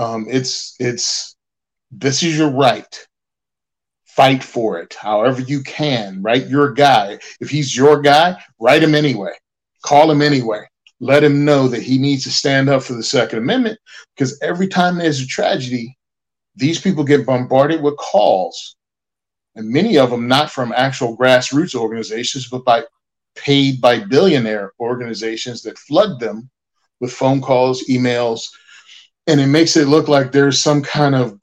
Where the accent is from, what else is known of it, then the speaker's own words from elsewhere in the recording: United States; as an American